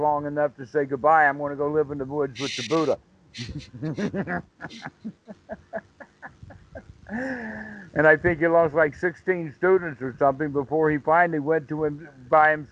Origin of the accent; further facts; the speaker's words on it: United States; I'm being American